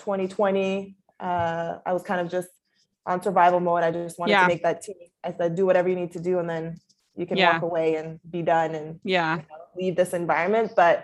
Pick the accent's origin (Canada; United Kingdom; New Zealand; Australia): Canada; Ottawa, Ontario; now in Portland, United States; I am from Ottawa, Canada, but currently reside in Portland, Oregon.